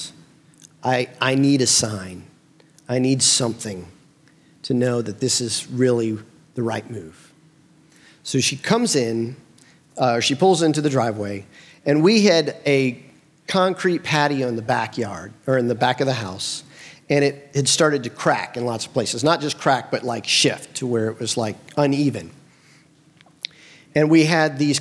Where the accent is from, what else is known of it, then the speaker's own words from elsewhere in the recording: Bloomington, United States; moved away as an adult; also born or lived in Nashville, Tennessee; I grew up here